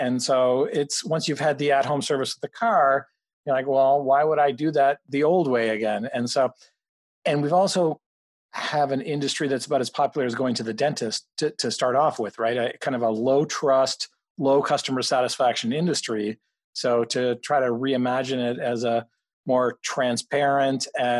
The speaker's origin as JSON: {"language": "English", "country": "Canada", "tie": "born or raised there", "also_born_or_lived": "Mexico", "moved": "as an adult", "lives_now": "Boston, United States", "said": "I grew up mostly in Canada and, you know, partly in Mexico and partly in Canada, but, you know, the end of high school and college was in Canada"}